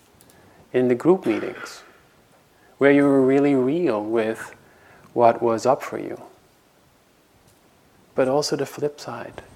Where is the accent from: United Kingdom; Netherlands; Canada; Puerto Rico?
Netherlands; moved away as an adult; now in United States; I was coming from Holland and living in America